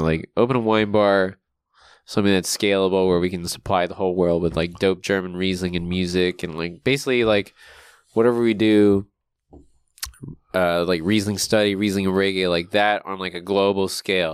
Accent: Guam; now in Long Beach, United States; growing up on Guam

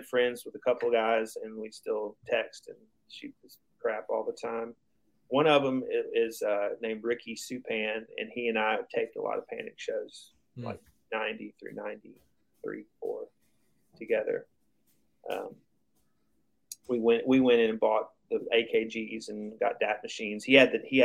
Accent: Chattanooga, Tennessee, United States; We're from Chattanooga

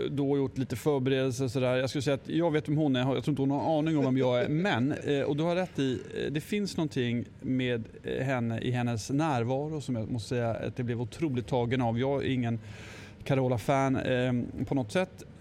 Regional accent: Östergötland, Sweden; Jag är ju uppvuxen rätt nära Skänningeanstalten. Eller nära och nära, men någon, någon mil ifrån.

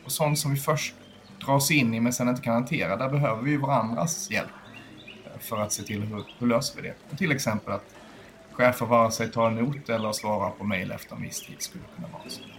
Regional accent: Skåne, Sweden; moved away as an adult; now in Stockholm, Sweden; Nej, jag är från, är från Skåne, men jag flyttade tillfälligt upp till Stockholm för 23 år sedan.

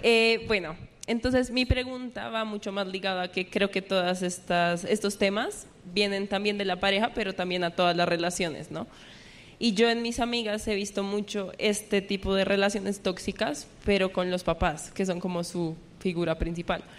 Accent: Colombia; somos de Colombia

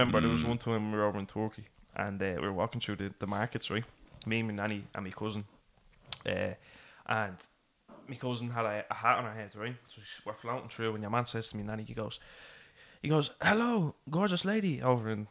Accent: Dublin, Leinster, Ireland

